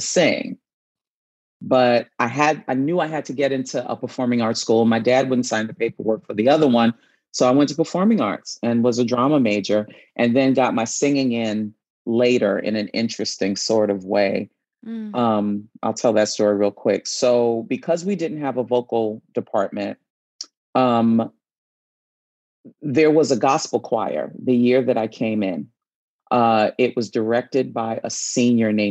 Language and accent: English; New York City, New York, United States; I grew up in New York City